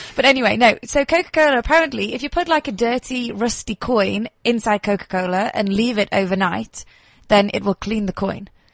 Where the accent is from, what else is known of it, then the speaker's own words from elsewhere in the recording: England, United Kingdom; moved away as an adult; now in South Africa; I am English